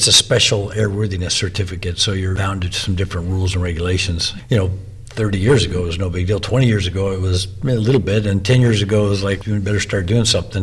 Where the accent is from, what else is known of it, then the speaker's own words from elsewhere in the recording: China Lake, California, United States; I was born in China Lake